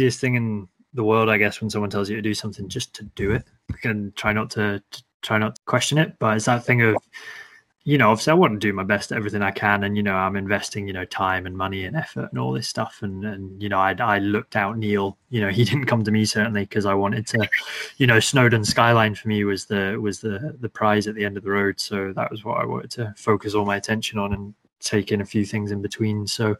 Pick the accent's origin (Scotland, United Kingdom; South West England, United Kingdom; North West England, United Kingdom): Scotland, United Kingdom; Elgin; Well, my old man was in the Air Force, so we travelled a lot. But I kind of did my teenage years up in Elgin on the Murray coastline.